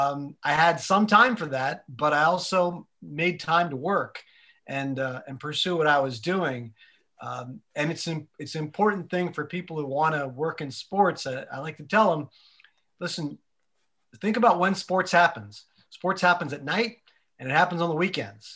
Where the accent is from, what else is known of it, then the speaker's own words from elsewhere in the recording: a very small town in Pennsylvania, United States; moved away as an adult; Like I'm not from New York. I was from a very small town in Pennsylvania